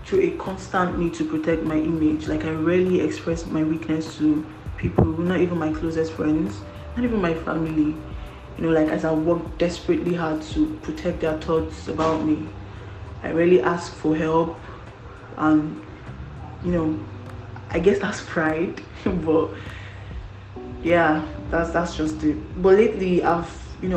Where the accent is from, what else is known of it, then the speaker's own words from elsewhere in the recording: Kwara, Nigeria; I'm from Kwara State.